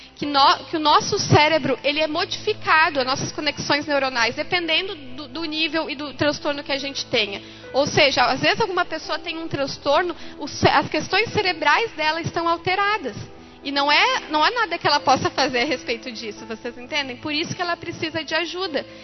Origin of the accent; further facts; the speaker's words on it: Lajeado, Rio Grande do Sul, Brazil; eu sou de Lajado